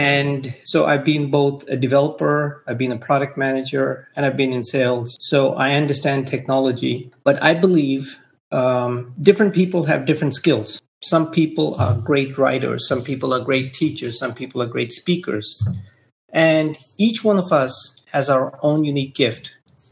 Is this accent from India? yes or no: yes; India; moved away as an adult; also born or lived in Delhi, India / Silicon Valley, United States; now in United States; when I was growing up in India